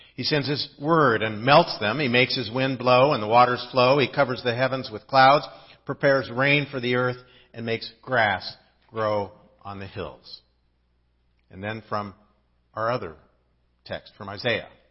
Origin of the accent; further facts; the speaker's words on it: Midwest, United States; now in Southern California, United States; I didn't grow up in Southern California. I grew up in the Midwest where we really had four seasons.